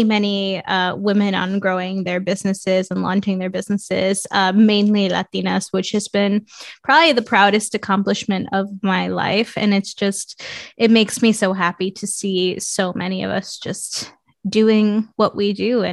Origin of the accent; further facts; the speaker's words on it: New York City, New York, United States; moved away as an adult; also born or lived in Mexico / Portland, Oregon; I grew up in Queens, New York